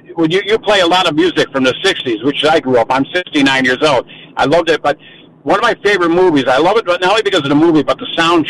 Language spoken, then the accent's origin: English; Carbondale, Pennsylvania, United States; I grew up in the 60s. I'm a musician. I'm a guitar player. You know, I was a teenage hippie. I used to go down to the peace rallies in Scranton. And I grew up in Carbondale.